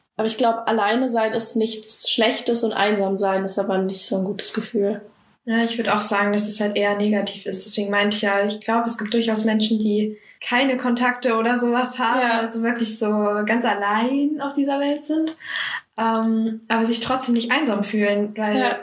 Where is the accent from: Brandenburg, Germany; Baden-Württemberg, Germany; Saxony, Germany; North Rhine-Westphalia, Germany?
Saxony, Germany; moved away as an adult; now in Bavaria, Germany; ich komme persönlich aus Sachsen. Ich hoffe, man hört mir das hier nicht an im Podcast